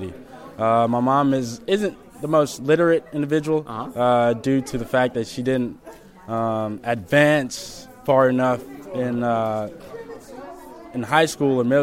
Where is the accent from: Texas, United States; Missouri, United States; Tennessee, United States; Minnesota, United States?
Tennessee, United States; Memphis; born or raised there; also born or lived in Kenya / Sudan